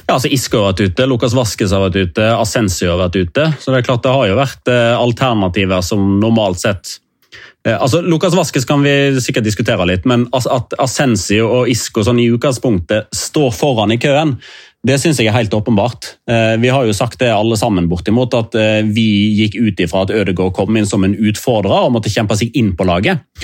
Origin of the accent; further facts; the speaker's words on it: Norway; vi er fra Norge.